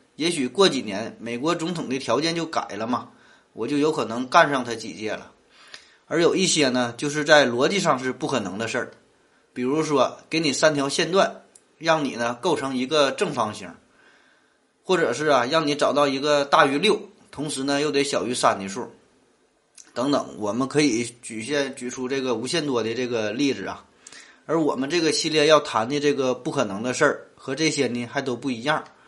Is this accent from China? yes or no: yes; Northeast China, China; 我是生在东北，长在东北的，土生土长的东北人